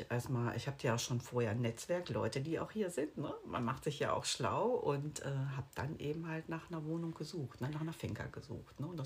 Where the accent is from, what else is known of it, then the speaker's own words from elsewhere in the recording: Bonn, North Rhine-Westphalia, Germany; Ich komme aus dem Rheinland.